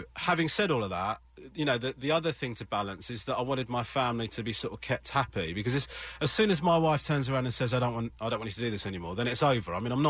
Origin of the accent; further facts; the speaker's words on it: Sri Lanka; now in Los Angeles, United States; I'm from Sri Lanka, yeah. Mm-hmm. My family originally Hindu.